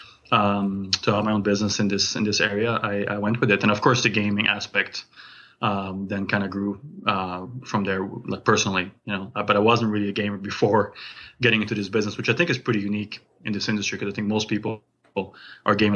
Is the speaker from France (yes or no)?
yes; France; now in Calgary, Canada; I'm originally from France. I came to Canada 23 years ago